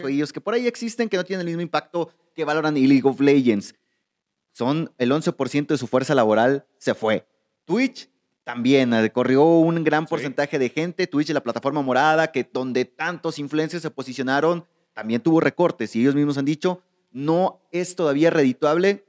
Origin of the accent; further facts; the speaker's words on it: Mexico; nosotros tú y yo somos mexicanos